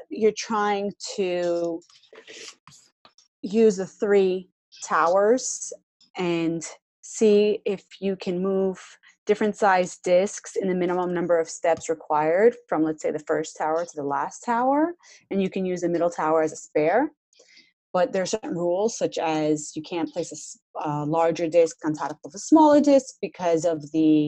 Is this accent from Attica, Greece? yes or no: yes; Athens, Attica, Greece; I'm from Athens, so we don't really see snow.